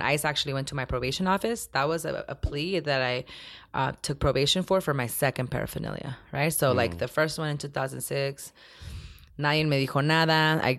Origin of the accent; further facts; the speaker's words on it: Ciudad Obregón, Sonora, Mexico; also born or lived in Sinaloa, Mexico; Because we're not from Nogales, actually. {S1} Right. {S2} We're from Obregón, Sonora, from Estación Don, Picam, and Sinaloa, Los Mochis, and all that. So I was a border baby because of that fake border that was actually there.